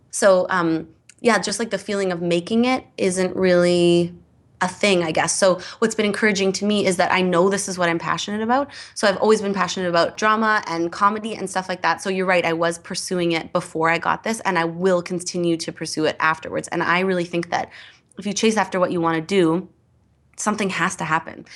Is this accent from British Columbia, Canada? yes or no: no; Edmonton, Alberta, Canada; I grew up in Edmonton